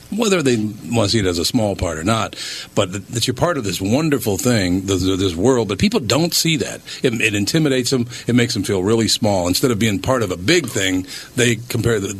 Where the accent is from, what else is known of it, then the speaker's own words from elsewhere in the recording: Minneapolis, Minnesota, United States; No, I grew up in North Minneapolis.